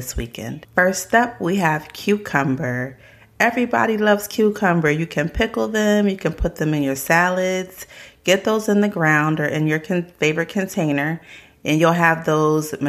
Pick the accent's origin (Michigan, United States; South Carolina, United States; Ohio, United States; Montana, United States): South Carolina, United States; my family is a little bit country. We're from South Carolina